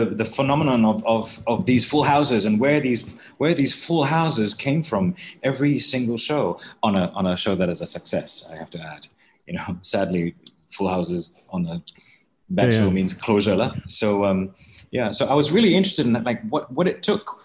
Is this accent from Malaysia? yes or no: yes; Malaysia; moved away; as a Malaysian